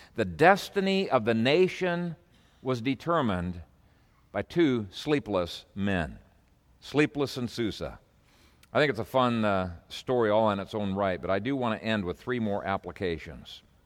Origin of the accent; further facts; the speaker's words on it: Canada; moved away as an adult; I came from Canada